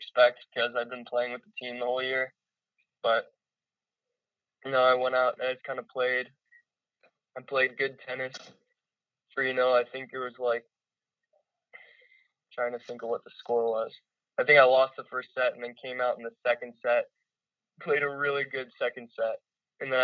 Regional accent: Loveland, Ohio, United States; I grew up in Loveland.

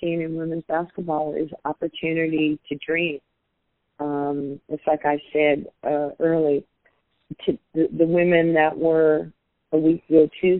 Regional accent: West Coast, United States; You know, I'm black, she's white, she's from East Coast, I'm from the West Coast.

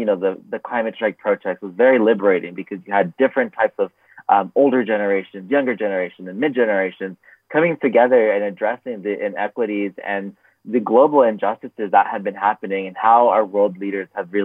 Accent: Los Angeles, California, United States; I am originally from Los Angeles, California, also known as Tongva Land. And at a young age, I grew up in a low-income area.

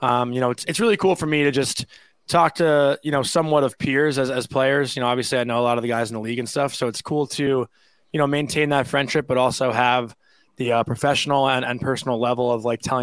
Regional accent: Syosset, New York, United States; I'm from Syosset, Long Island, like smack in the middle. 45-minute train ride to New York City. Born and bred there.

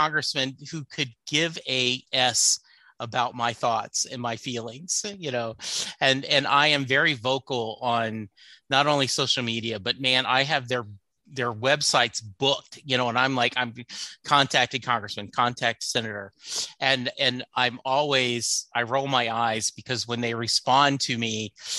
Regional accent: Texas, United States; I'm a Texan who puts beans in his chili, who doesn't own a gun, who believes in a woman's right to choose. So I guess I'm a little bit uncharacteristic of Texans

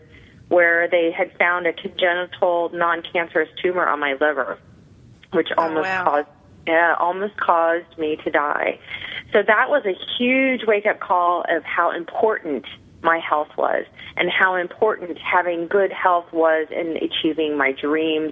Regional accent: Clinton, Illinois, United States; moved away as an adult; also born or lived in New York area; now in New York, United States; I'm originally from Illinois, a small town called Clinton, where everybody went to work

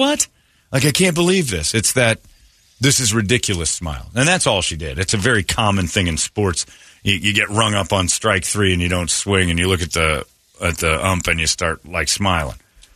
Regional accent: United States; I'm American. I like it here.

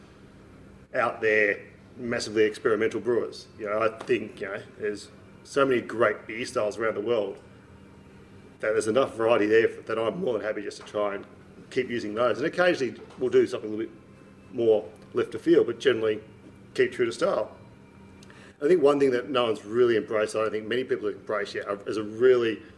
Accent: New South Wales, Australia; moved away; also born or lived in mid-north coast, New South Wales; I'm from New South Wales originally

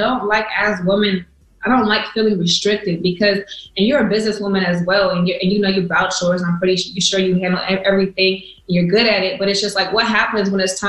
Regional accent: California, United States; and I'm from the Bay, so the H means hyphy.

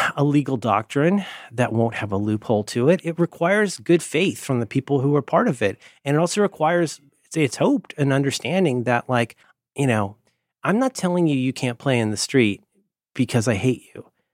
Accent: Cincinnati, Ohio, United States; I'm from Cincinnati

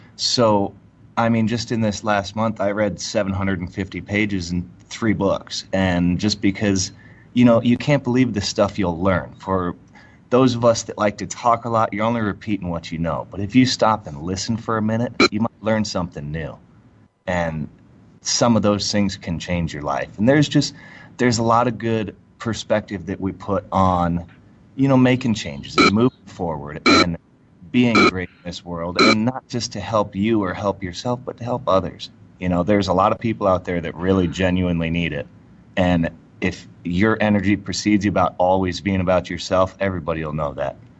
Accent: Friendswood, Texas, United States; also born or lived in Houston, Texas; now in Denver, United States; I was born in Houston and we grew up over in um, by Pearland

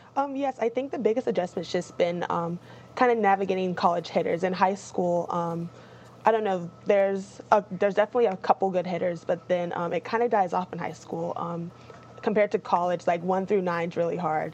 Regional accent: Topeka, Kansas, United States; I'm from Topeka

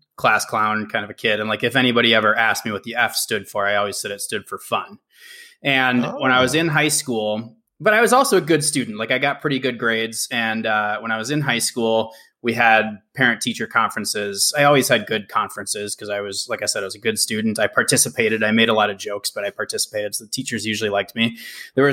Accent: Minnesota, United States; now in Seattle, United States; I grew up in Minnesota, and you know, when I was a little kid, the North Stars existed

